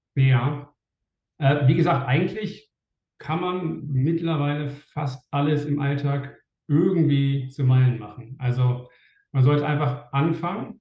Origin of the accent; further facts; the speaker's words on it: Germany; als Deutscher mit einem deutschen Wohnsitz